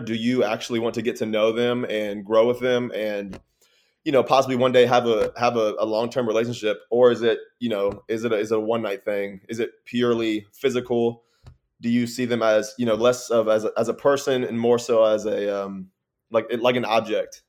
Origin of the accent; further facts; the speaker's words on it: Texas, United States; I'm from Texas, but I went to a regular old public school